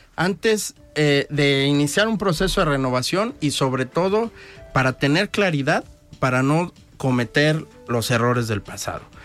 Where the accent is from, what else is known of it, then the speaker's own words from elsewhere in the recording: Unión de San Antonio, Jalisco, Mexico; moved away as an adult; also born or lived in Mexico City / Lagos de Moreno; now in Guadalajara, Mexico; Yo soy originario de Unión de San Antonio, Jalisco, aunque actualmente radico